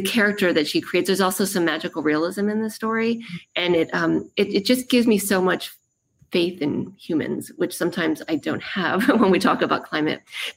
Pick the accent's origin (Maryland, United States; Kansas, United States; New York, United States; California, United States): Maryland, United States; moved away; I'm from Maryland, so it's going to be some home turf